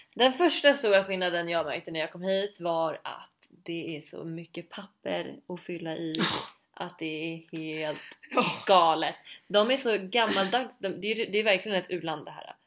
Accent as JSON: {"language": "Swedish", "country": "Sweden", "moved": "yes", "said": "vi ska åka hem till Sverige under jul"}